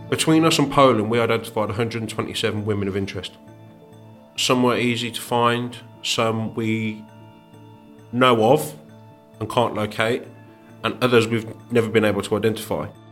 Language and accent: English; Birmingham, Warwickshire, West Midlands, United Kingdom; born or raised there